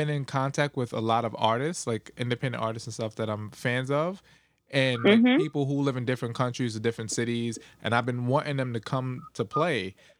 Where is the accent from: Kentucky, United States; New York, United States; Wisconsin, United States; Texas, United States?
New York, United States; moved away as an adult; now in California, United States; because I'm from New York. So I just moved to California 3 years ago.